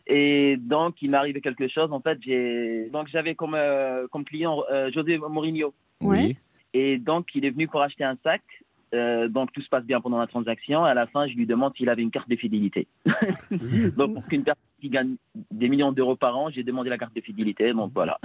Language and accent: French; Lyon, Auvergne-Rhône-Alpes, France; moved away as an adult; now in London, United Kingdom; De Lyon, je suis de Lyon